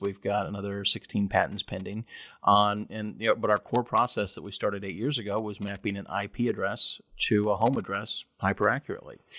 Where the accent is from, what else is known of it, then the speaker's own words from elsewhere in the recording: Kentucky, United States; also born or lived in Lexington; I grew up in Kentucky